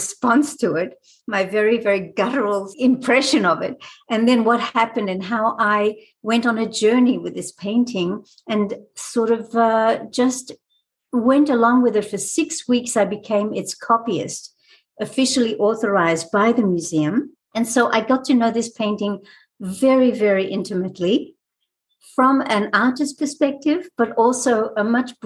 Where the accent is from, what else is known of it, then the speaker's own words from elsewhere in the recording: Australia; also born or lived in France / Israel; now in United States; I was born in France. I grew up in Australia. I've lived in Israel. I've lived in America now for quite a few years.